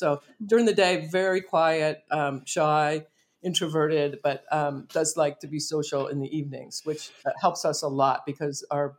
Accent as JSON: {"language": "English", "town": "Philadelphia", "region": "Pennsylvania", "country": "United States", "tie": "born or raised there", "also_born_or_lived": "Hershey, Pennsylvania / Los Angeles", "moved": "as an adult", "lives_now": "Ojai, United States", "said": "I'm from Philadelphia originally."}